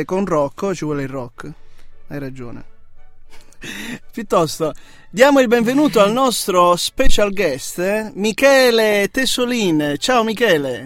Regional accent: Apulia, Italy; now in Trento, Italy; io sono della Puglia

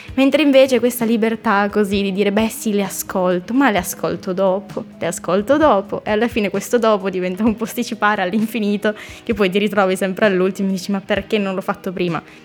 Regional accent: Mondovì, Piedmont, Italy; moved away as an adult; now in Trento, Italy; sono nata a Mondovì in provincia di Cuneo, Basso Piemonte. E mi sono trasferita 5 anni fa

